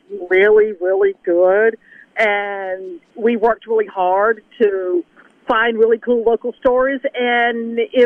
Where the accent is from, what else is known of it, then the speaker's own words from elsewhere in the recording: Greenville, Mississippi, United States; also born or lived in Kansas City; growing up in Greenville, born and raised in Greenville, Greenville girl